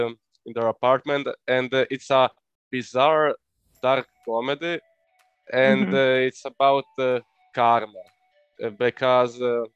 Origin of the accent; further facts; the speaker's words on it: Croatia; I'm from Croatia